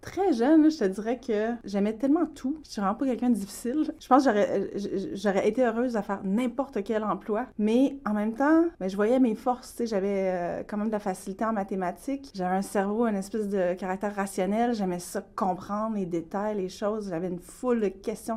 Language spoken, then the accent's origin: French; Quebec City, Quebec, Canada; moved away as an adult; also born or lived in Mashteuiatsh / Hawaii; je suis née dans le coin de Québec. Je suis membre aussi de la communauté Innu de Mastoyache